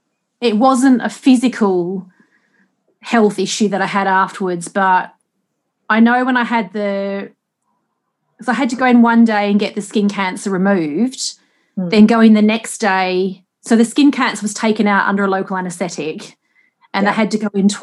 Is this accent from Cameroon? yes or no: no; Australia; like I said, I grew up in Australia and I was always really sun smart.